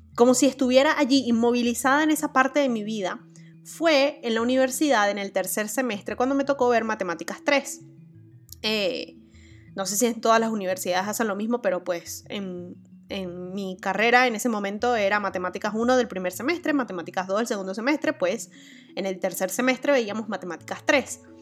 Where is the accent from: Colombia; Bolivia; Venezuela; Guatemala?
Venezuela; moved away; yo actualmente esté viviendo en otro país que no es mi país natal